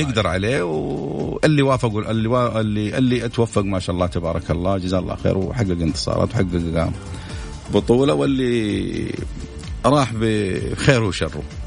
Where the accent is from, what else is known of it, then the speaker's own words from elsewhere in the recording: Saudi Arabia; نحن كمواطنين سعوديين